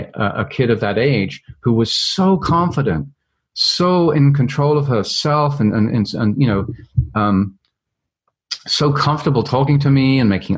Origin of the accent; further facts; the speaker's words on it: London, United Kingdom; I grew up in London, England, and went to a very traditional